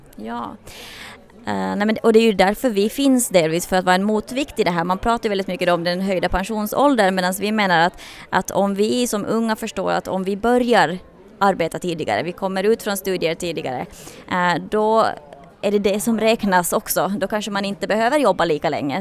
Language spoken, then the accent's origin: Swedish; Finland; moved away as an adult; now in Sweden; Nu kommer jag själv från Finland från början och jag kände av den väldigt tydligt när jag flyttade efter gymnasiet till Sverige.